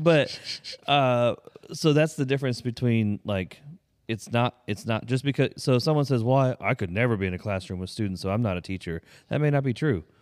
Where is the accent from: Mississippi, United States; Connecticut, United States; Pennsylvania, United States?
Pennsylvania, United States; moved away; we grew up in Pennsylvania